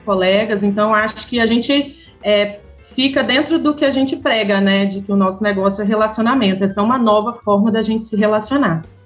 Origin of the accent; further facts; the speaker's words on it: Vitória, Espírito Santo, Brazil; Eu sou de Vitória mesmo